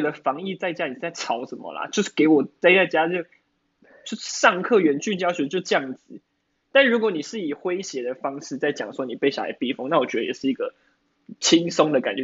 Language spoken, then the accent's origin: Chinese; Taiwan; 我们台湾人就是， 台湾人就是爱嘴。